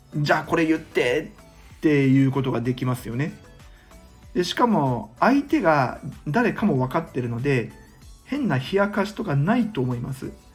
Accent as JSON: {"language": "Japanese", "region": "Mie", "country": "Japan", "tie": "born or raised there", "said": "今僕は地元の三重県で県議と市議との情報交換の場として"}